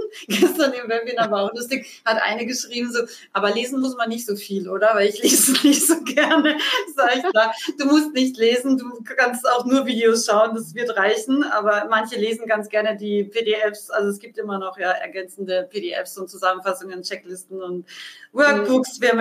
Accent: Austria; ich habe als Österreicherin immer gedacht, jetzt gehe ich nach München

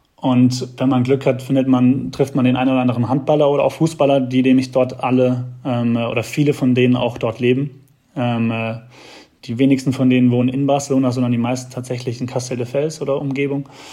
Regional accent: Heidelberg, Baden-Württemberg, Germany; neben Heidelberg ist, wo ich herkomme

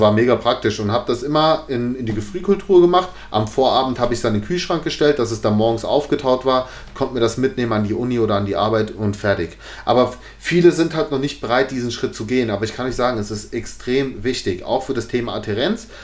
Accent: Giessen, Hesse, Germany; hier in Gießen hat's jetzt auch so, weil es ist halt meine Heimatstadt so

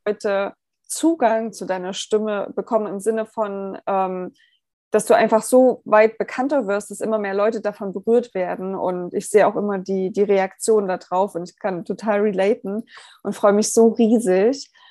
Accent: Germany; wir als Deutsche

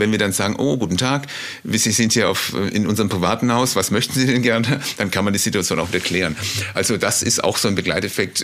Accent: Freiburg, Baden-Württemberg, Germany; also born or lived in Mannheim / Berlin; now in Below, Germany; Ursprünglich geboren bin ich auch in Mannheim in einer Großstadt, dann in Freiburg aufgewachsen

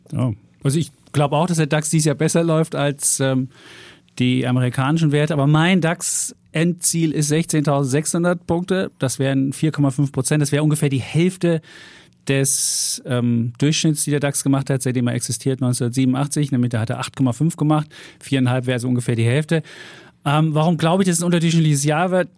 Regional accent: East Germany, Germany; moved away as an adult; ich bin ja im Osten groß geworden, 18 Jahre da gelebt

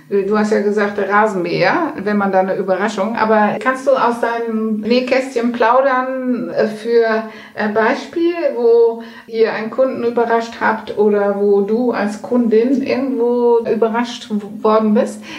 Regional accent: Netherlands; German is a second language; ich selber als Holländerin, äh, die haben ja die in der, während der Pandemie die große Schilder aufgestellt

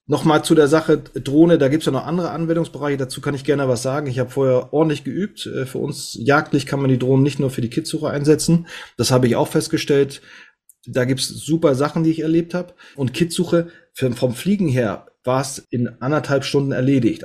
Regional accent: Northern Germany, Germany; bin Norddeutscher

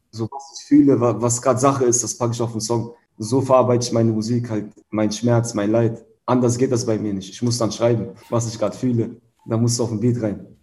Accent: Hanover, Lower Saxony, Germany; moved away as an adult; now in Berlin, Germany; Hannover ist meine Heimatstadt

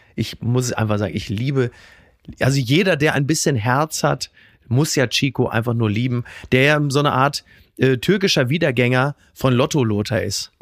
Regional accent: Castrop-Rauxel, North Rhine-Westphalia, Germany; nicht weit davon aufgewachsen bin in Kastrop-Rauxel

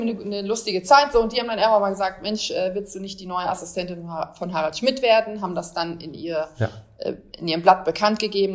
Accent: Bremerhaven, Bremen, Germany; Eine waschechte Norddeutsche, bin in Bremerhaven groß geworden.

